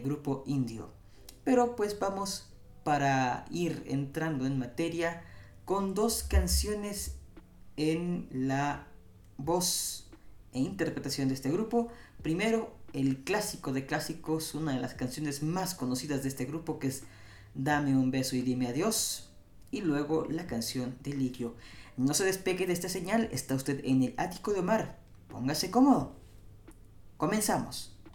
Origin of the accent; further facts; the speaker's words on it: Mexico City, Mexico; la tierra donde yo nací, la Ciudad de México